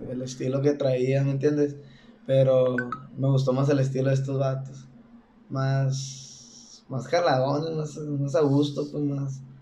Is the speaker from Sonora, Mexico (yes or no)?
yes; Navojoa, Sonora, Mexico; now in Guadalajara, Mexico; tengo 22 años. Y, ah, soy de Navajo, Sonora.